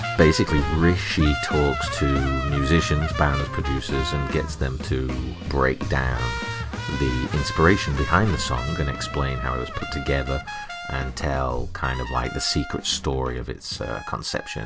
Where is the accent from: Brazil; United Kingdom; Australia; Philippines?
United Kingdom; Burnley, North West England; Being English working class lads from Burnley, we were very much a product of a stone milker culture